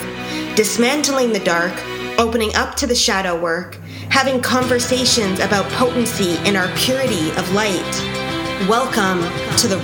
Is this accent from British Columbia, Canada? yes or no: no; Winnipeg, Manitoba, Canada; I grew up in Winnipeg, Manitoba.